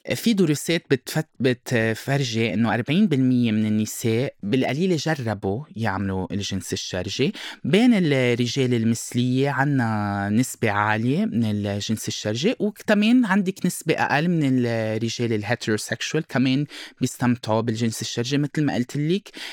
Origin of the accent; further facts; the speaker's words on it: Lebanon; moved away as an adult; now in Brazil; أنا لبناني وبرازيلي خلقت بالبرازيل ربيت هون بلبنان وقتها كان عمري 18 أولموست 19 سنة رحت على البرازيل